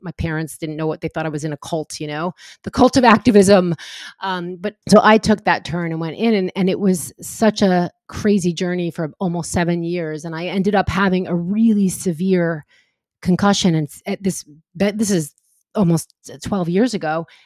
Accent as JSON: {"language": "English", "region": "New York", "country": "United States", "tie": "born or raised there", "also_born_or_lived": "California", "moved": "as an adult", "said": "I moved out to California from New York and I grew up near the city"}